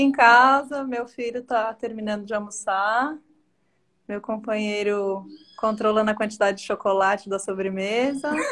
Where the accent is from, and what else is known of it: Varginha, Minas Gerais, Brazil; born or raised there; also born or lived in Belo Horizonte